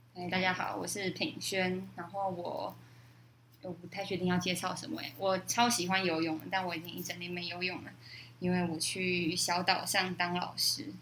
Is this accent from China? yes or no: no; Yonghe, New Taipei, Taiwan; moved away as an adult; now in Dongyin, Taiwan; 之前住在永和